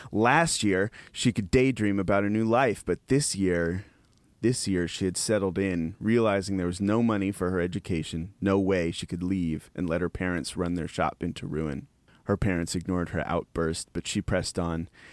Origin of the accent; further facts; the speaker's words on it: Appalachian Mountains, United States; now in Texas, United States; I'm from the Appalachian Mountains, living in Texas